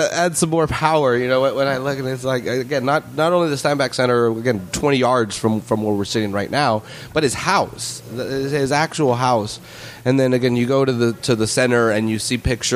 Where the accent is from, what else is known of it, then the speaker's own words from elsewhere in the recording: Salinas, California, United States; I'm born and raised in Salinas